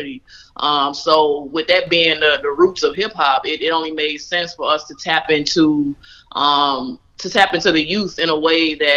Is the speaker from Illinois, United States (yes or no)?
yes; Chicago, Illinois, United States; I'm originally from Chicago. I'm from the west side of Chicago, Austin